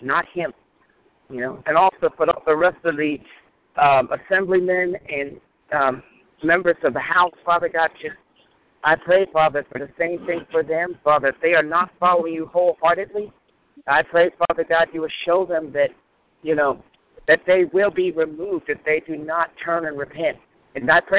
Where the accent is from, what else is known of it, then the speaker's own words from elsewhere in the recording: Mississippi, United States; my home state of Mississippi